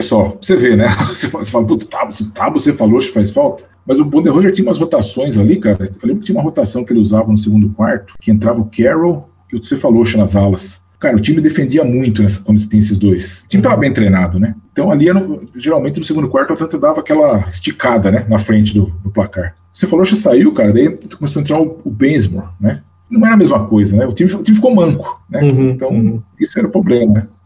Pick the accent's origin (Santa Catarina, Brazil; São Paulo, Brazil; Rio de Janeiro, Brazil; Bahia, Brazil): São Paulo, Brazil; Rio Claro; Eu sou de Rio Claro, né? Sou nascido lá e morei boa, muito boa parte do tempo da, lá